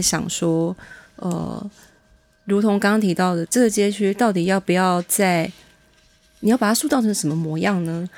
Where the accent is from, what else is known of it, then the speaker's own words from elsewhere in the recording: Changhua County, Taiwan; 我们彰化女子就是强悍泼辣